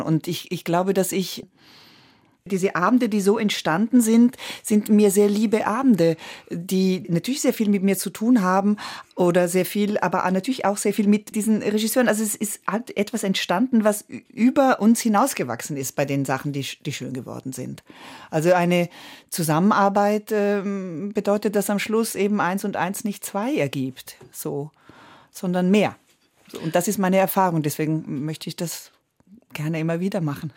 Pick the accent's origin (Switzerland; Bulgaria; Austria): Switzerland; accent: Swiss German; first language Italian; German is a second language; Ich rechne auf Schweizerdeutsch. Oder ich merke, wenn ich sehr, sehr schwach bin oder sehr krank oder sowas, ist das, was am ehesten tatsächlich bleibt, das Schweizerdeutsche, obwohl ich das erst mit zehn gelernt habe. Also meine erste Sprache war Italienisch